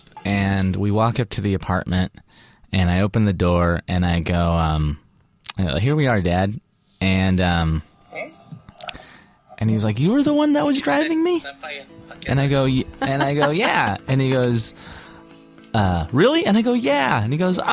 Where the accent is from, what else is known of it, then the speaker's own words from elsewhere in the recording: California, United States; I'm from here